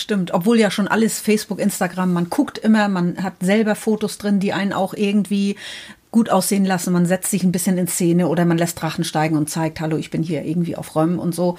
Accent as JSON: {"language": "German", "region": "Northern Germany", "country": "Germany", "said": "Wir kommen aus dem Norden Deutschlands"}